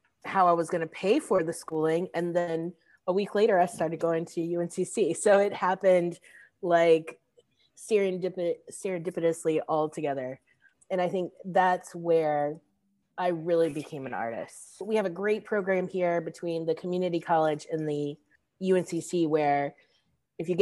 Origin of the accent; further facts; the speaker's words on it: Charlotte, North Carolina, United States; I'm from Charlotte, and I am the education director at the Light Factory.